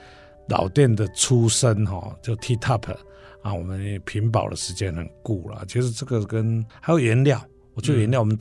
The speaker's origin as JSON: {"language": "Chinese", "region": "Taichung", "country": "Taiwan", "said": "那加上我们台中人就是热情，然后又很照顾在地品牌，"}